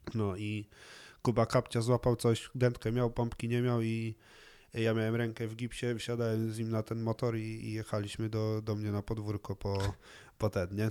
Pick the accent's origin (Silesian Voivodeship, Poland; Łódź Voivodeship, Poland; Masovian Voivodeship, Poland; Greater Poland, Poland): Silesian Voivodeship, Poland; Cieszyn; przez to, że się wychowywałem w Cieszynie, to, to po czesku daję sobie radę